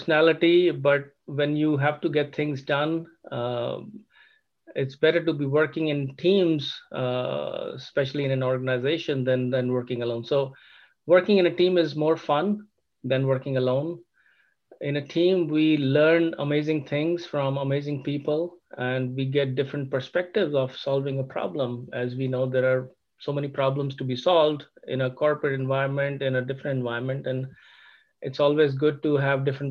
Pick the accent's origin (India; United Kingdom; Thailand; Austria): India; moved away as an adult; also born or lived in Germany; now in Sugar Land, United States; I'm actually originally from India. I have studied in India